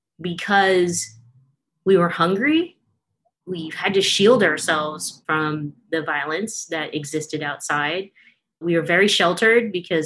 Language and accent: English; Stockton, California, United States; I grew up in Stockton, California, so not far from Newman.